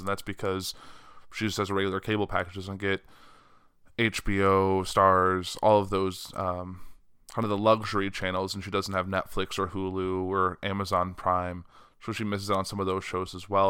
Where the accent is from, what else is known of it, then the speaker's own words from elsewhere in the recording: United States; being an American